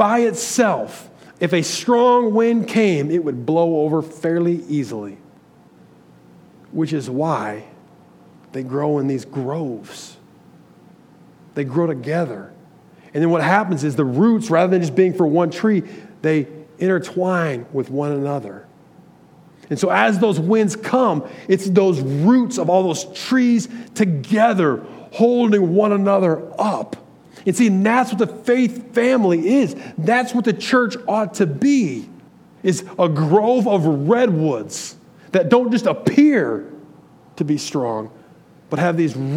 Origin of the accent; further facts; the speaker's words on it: Michigan, United States; I'm from Michigan.